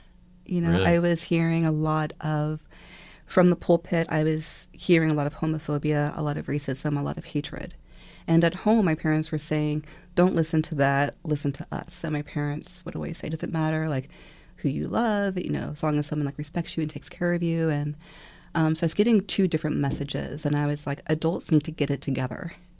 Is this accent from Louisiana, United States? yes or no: no; Virginia, United States; also born or lived in Japan; In Northern Virginia and Japan.